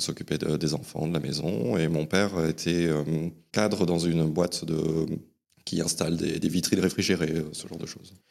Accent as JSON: {"language": "French", "area": "Ascain, Basque Country", "region": "Nouvelle-Aquitaine", "country": "France", "tie": "born or raised there", "also_born_or_lived": "Saint-Jean-de-Luz", "said": "je suis né à Saint-Jean-de-Luz, au Pays Basque, et j'ai grandi dans la petite ville d'Asquin, euh, au pied des Pyrénées"}